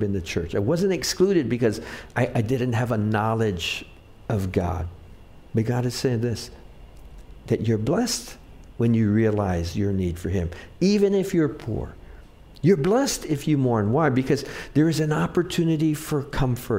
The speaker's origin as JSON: {"language": "English", "town": "Wahiawa", "region": "Hawaii", "country": "United States", "tie": "born or raised there", "said": "I grew up in Wahiwa, so we used to catch tilapia"}